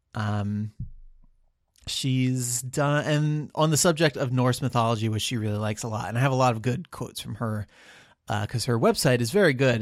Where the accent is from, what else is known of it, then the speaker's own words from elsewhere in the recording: United States; being born an American where we just speak the one language